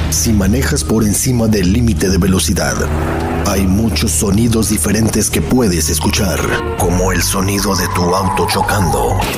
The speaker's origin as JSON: {"language": "Spanish", "region": "Santiago de Cuba", "country": "Cuba", "tie": "born or raised there", "said": "la radio de mi ciudad natal, Santiago de Cuba"}